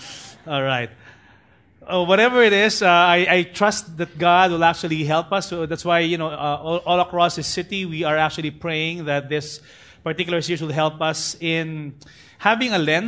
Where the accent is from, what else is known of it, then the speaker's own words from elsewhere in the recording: Parañaque, Metro Manila, Philippines; You know, in fact, I grew up in BF in Tahanan Village. There's actually an organization or association among the tricycle drivers. Whether you're the president of a TODA or the SATA or whatever in Parañaque